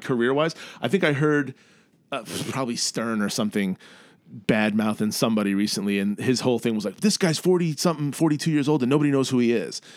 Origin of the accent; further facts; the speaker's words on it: New York City, New York, United States; moved away as an adult; now in Chicago, United States; I grew up in New York in the eighties